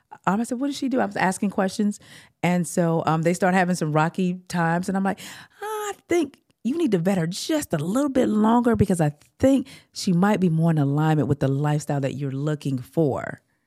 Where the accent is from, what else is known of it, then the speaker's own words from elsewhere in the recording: California, United States; And I'm like, oh no, I'm from California, honey.